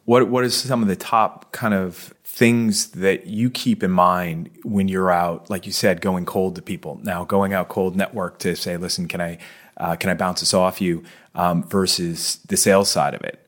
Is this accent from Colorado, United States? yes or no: no; Boston, Massachusetts, United States; moved away as an adult; now in Bermuda; I'm from Boston